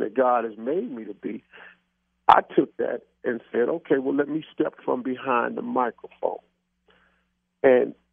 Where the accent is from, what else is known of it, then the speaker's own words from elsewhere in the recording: Cleveland, Ohio, United States; I mentioned that I was from Cleveland